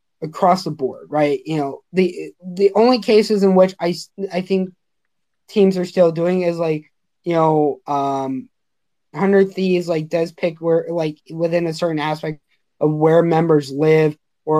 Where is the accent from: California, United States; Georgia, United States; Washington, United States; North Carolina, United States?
California, United States; Los Angeles; moved away; I'm originally from Los Angeles.